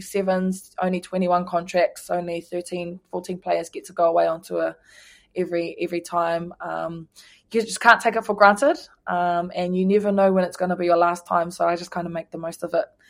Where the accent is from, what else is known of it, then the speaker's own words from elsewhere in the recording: Ruatoki, Bay of Plenty, New Zealand; my hometown, Ruatake